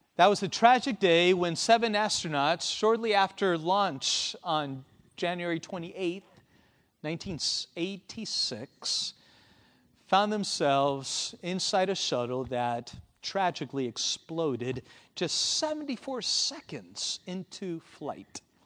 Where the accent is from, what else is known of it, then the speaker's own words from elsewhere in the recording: Argentina; I was born in Argentina